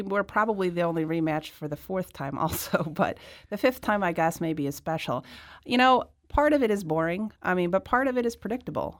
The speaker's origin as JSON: {"language": "English", "area": "South County", "region": "Missouri", "country": "United States", "tie": "born or raised there", "also_born_or_lived": "Washington, D.C.", "said": "was born and raised in South County."}